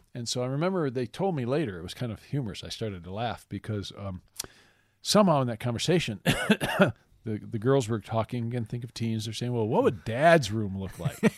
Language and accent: English; Michigan, United States; moved away as an adult; now in Lawrence, Kansas, United States; I grew up in Michigan, um, and we moved here in my mid-thirties